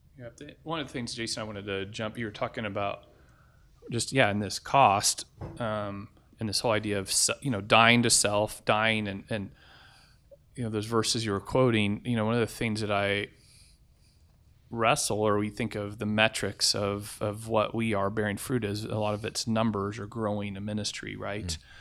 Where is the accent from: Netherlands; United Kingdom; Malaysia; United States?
United States; As an American